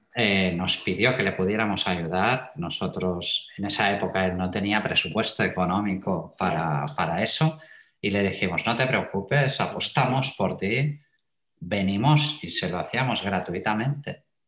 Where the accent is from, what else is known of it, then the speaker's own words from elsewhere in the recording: Terrassa, Catalonia, Spain; also born or lived in Matadepera; nací en Cataluña, soy un, buen catalán, para mm. decirlo de alguna forma. Y bueno, em, he, vivido toda mi vida, pues esto, en una ciudad que se llama Tarrasa